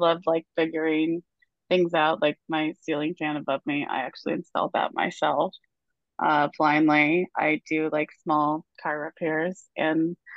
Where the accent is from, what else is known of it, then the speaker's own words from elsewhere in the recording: Arkansas, United States; I'm actually from Arkansas